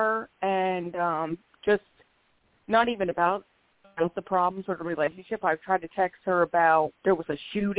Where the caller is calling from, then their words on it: Philadelphia, Pennsylvania, United States; Hi. I'm calling from Philadelphia, PA.